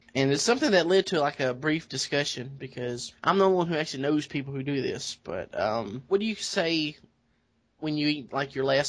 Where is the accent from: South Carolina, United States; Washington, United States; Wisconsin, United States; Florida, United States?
South Carolina, United States; I'm from South Carolina.